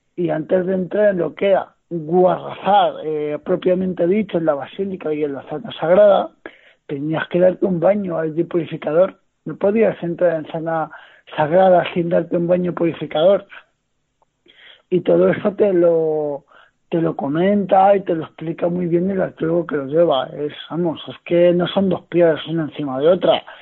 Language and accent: Spanish; Noez, Castilla-La Mancha, Spain; yo soy de Noé, de un, de, un municipio de los Montes de, Toledo, y digamos que aquí en mi comarca